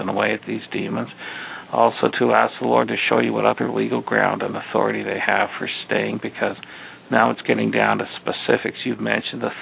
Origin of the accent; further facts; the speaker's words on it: Eastern Ontario, Canada; now in Chicago, United States; we're down here in Chicago now, but we're from Eastern Ontario